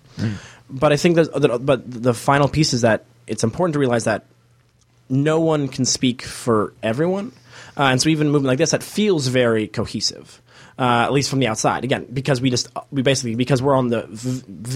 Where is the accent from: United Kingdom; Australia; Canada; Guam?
Canada; now in Toronto, Canada; as Canadian people who are in, you know, in Toronto